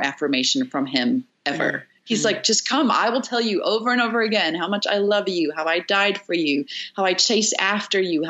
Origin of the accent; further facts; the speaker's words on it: South Africa; I'm from South Africa